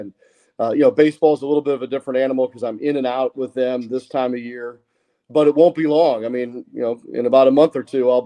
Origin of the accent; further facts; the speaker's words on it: St. Louis, Missouri, United States; growing up in St. Louis in the Midwest